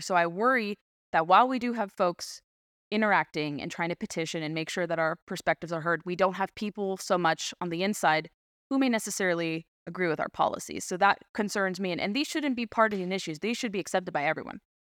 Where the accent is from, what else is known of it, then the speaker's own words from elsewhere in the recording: California, United States; moved away; growing up in California